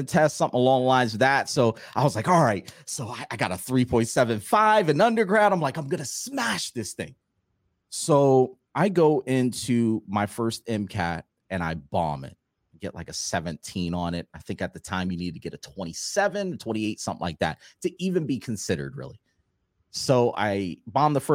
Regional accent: Florida, United States; I'm originally from Florida, and in Florida, you have multiple standardized tests that you have to take

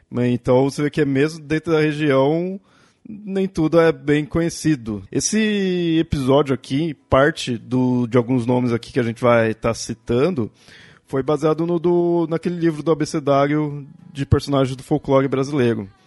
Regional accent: Southeast, Brazil; como eu falei, eu sou do Sudeste, e mesmo assim algumas personagens eu não conheço muito bem.

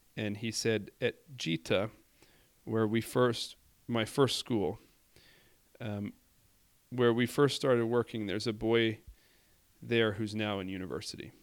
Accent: Indianapolis, Indiana, United States; I say Indianapolis

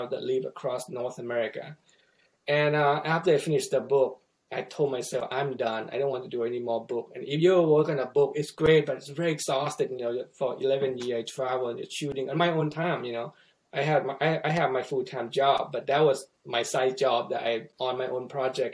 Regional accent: Thailand; moved away as an adult; now in Missouri, United States; where I grew up in Thailand

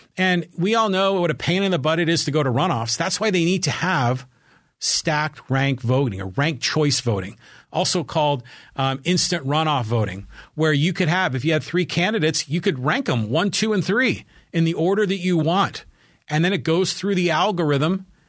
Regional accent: San Francisco Bay Area, California, United States; now in Poway, United States; growing up in the San Francisco Bay Area

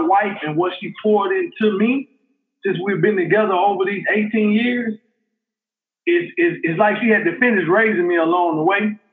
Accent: Montgomery, Alabama, United States; I was born and raised there in Montgomery, Alabama

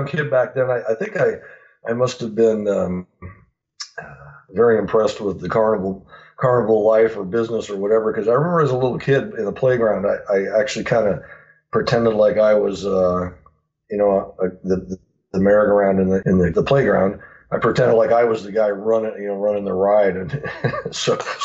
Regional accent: Phoenix, Arizona, United States; also born or lived in Montana; We moved to Phoenix, Arizona. Well, actually, Scottsdale is a suburb of Phoenix, when I was about 10 years old. So I really tell people that I grew up in Phoenix, Arizona

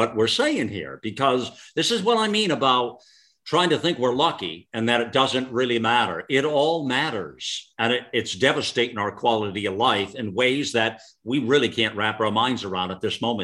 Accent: United States; as an American, as a patriot, as a lover of our country

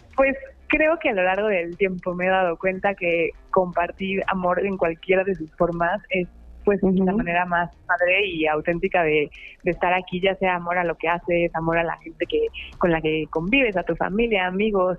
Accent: Puebla, Mexico; soy de aquí de Puebla

